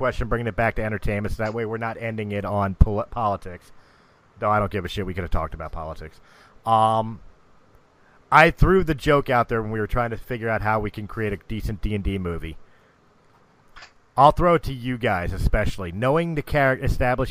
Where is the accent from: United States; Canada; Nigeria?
United States; as an American patriot